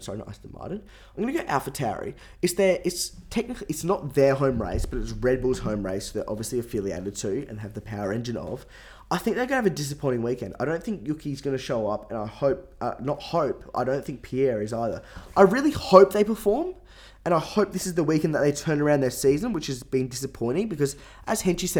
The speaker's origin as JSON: {"language": "English", "country": "Australia", "said": "an Australian"}